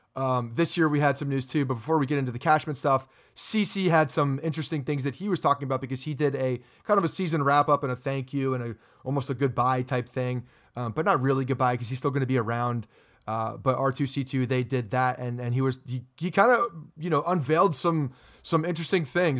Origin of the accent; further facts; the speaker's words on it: Ridgewood, New Jersey, United States; my hometown, Ridgewood, New Jersey